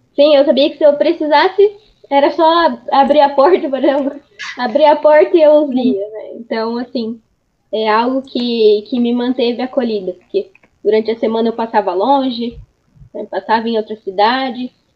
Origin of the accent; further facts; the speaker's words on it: Araras, São Paulo, Brazil; also born or lived in Ribeirão Preto; eu nasci em Araras, e minha família morava em Arara.